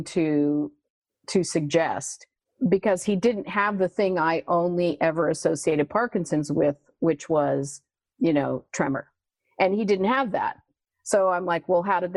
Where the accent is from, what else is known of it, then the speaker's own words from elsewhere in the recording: Phoenix, Arizona, United States; now in Ithaca, United States; I was born and raised in Phoenix, Arizona